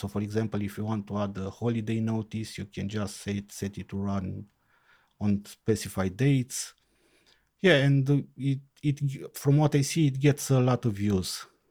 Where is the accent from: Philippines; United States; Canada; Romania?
Romania; Timișoara, Timiș County; I am from Timișoara, Romania.